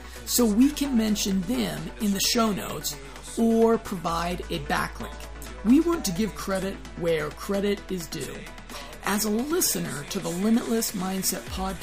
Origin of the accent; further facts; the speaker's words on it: United States; as an American